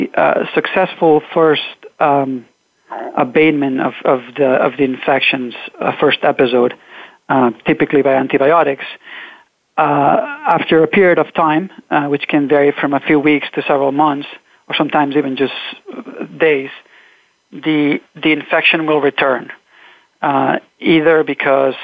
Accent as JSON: {"language": "English", "region": "Catalonia", "country": "Spain", "moved": "as an adult", "lives_now": "United States", "said": "I'm originally from Catalonia. I came to the U.S. to do my graduate study work."}